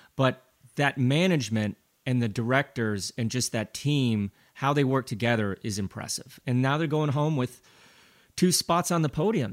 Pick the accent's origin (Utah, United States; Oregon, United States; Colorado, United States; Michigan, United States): Colorado, United States; Glenwood Springs; my hometown of Glenwood Springs, Colorado, we have this most beautiful canyon called Glenwood Canyon. And when I was growing up